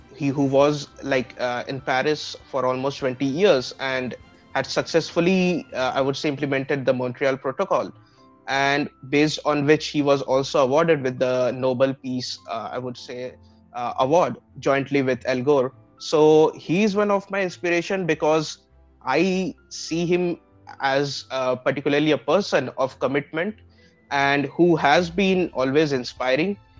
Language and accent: English; Gorakhpur, Uttar Pradesh, India; moved away; also born or lived in Aurangabad; I was born and brought up in Gorakhpur, Uttar Pradesh, and particularly my family hails from west bengal but uh, for me my birth and my i would say entire childhood has been spent in the city